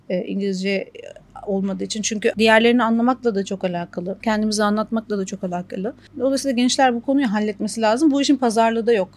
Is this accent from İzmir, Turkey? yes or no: yes; İzmir, Turkey; moved away as an adult; now in Kuwait; ben İzmirliyim